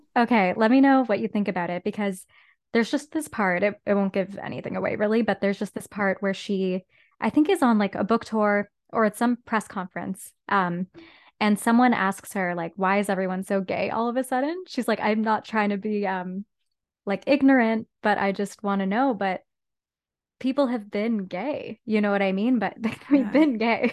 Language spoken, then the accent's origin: English; Whitby, Ontario, Canada; now in Toronto, Canada; grew up in Whitby, Ontario